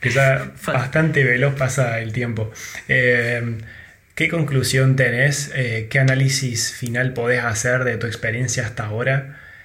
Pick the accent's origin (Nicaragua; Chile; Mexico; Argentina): Argentina; que tuvimos nosotros en Argentina